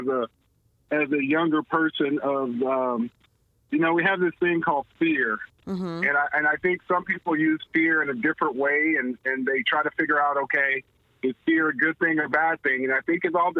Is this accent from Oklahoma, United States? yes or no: yes; Lawton, Oklahoma, United States; now in Kansas City, United States; I grew up in my hometown of Lawton, Oklahoma. Being a military brat